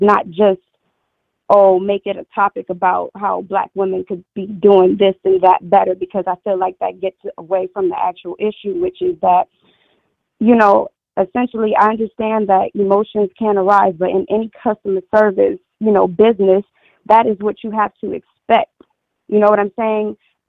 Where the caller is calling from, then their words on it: New Orleans, Louisiana, United States; I'm calling from New Orleans.